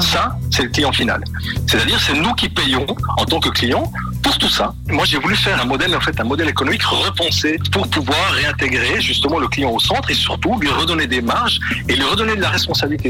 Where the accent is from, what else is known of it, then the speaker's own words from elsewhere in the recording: La Chaux-de-Fonds, Neuchâtel, Switzerland; je suis né plus précisément à Chaux-de-Fonds